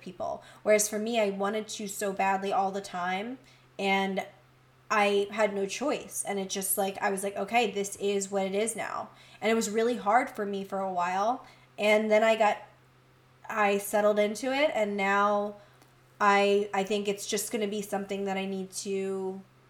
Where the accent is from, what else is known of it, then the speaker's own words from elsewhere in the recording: Delco, Pennsylvania, United States; everyone in Delco, where I'm from